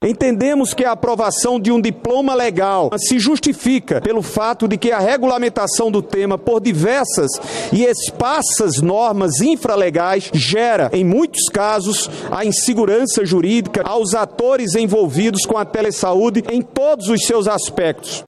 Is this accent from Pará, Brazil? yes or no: yes; North region, Pará, Brazil; Eu que sou da região norte do estado do Pará